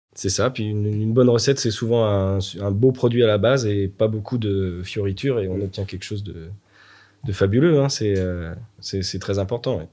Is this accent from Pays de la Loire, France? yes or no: yes; Nantes, Pays de la Loire, France; also born or lived in Luxembourg / England; Moi, je suis nantais 100%, je suis je suis né à Nantes, j'ai fait toutes mes études à Nantes